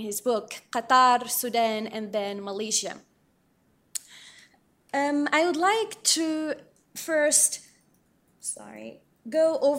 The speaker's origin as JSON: {"language": "English", "country": "Morocco", "tie": "born or raised there", "said": "some details and some stories of Amir that I personally had to experience growing up in Morocco."}